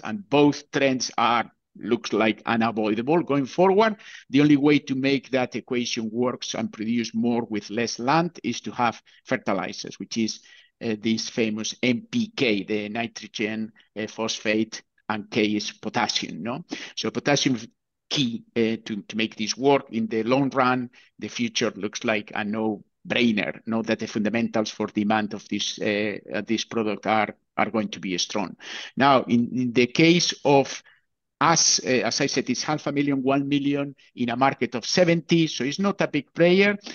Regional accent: Bilbao, Basque Country, Spain; moved away; I come originally from Bilbao

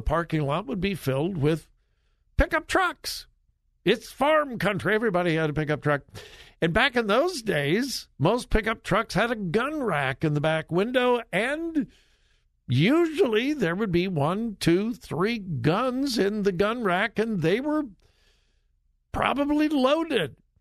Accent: Los Angeles, California, United States; I'm from Southern California. I'm a city kid. Grew up in the L.A. area, but all of my family is from Missouri.

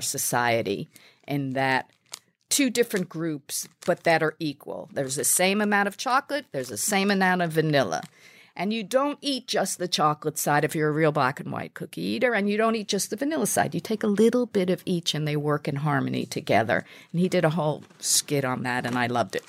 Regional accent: New York City, New York, United States; I'm a New Yorker

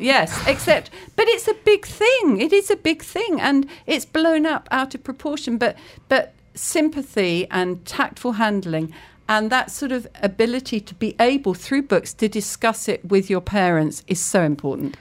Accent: Cambridge, East of England, United Kingdom; I grew up in Cambridge

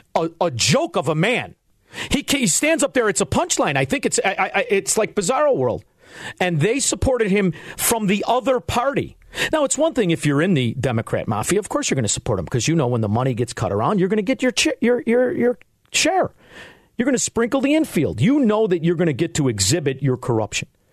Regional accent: Melrose Park, Illinois, United States; also born or lived in Chicago, Illinois; I'm from Melrose Park

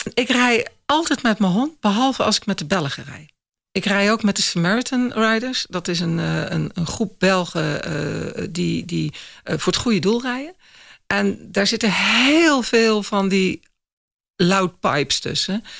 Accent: Axel, Zeeland, Netherlands; Ik kom uit Zeeuws-Vlaanderen, uit Axel

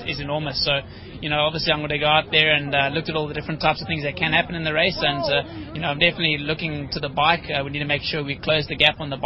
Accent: South Africa

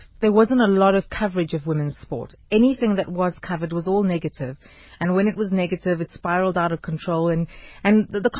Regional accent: South Africa; as South African women

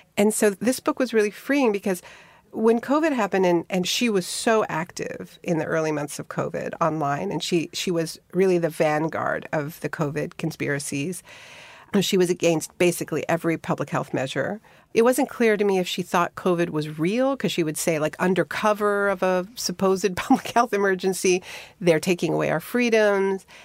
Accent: Montreal, Quebec, Canada; I had a best friend when I was growing up in Montreal named Mara

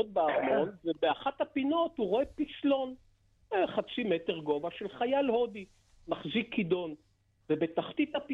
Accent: Haifa, Haifa District, Israel; מה זה? אני חיפאי, מה זה הסיפור הזה? אני לא מכיר כזה דבר.

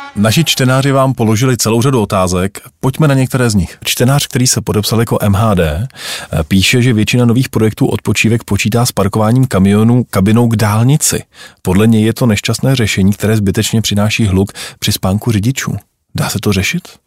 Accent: Czechia; jsme my Češi

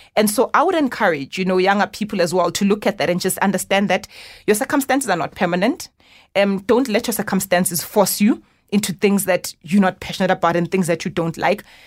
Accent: Johannesburg, Gauteng, South Africa; born in Soweto, grew up in Orlando West

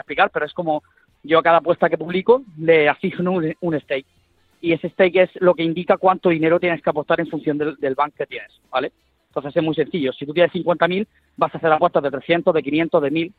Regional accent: Almería, Andalusia, Spain; ahí en Almería, que es de donde yo soy

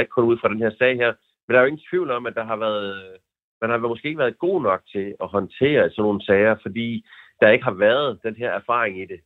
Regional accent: Funen, Southern Denmark, Denmark; jeg er Fynbo

